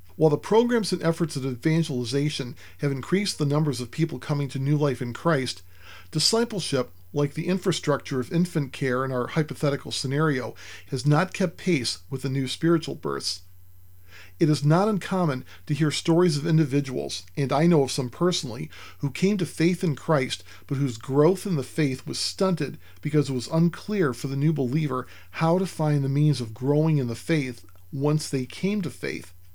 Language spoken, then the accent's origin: English; United States; my home country of the United States